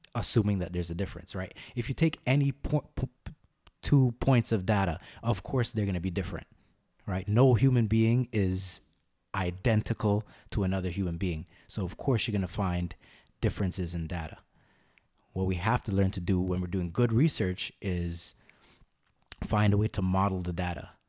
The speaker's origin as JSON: {"language": "English", "country": "Canada", "tie": "born or raised there", "also_born_or_lived": "Guyana (ancestry) / India (ancestry)", "said": "I'm a Canadian by birth, Guyanese by background, Indian by origin"}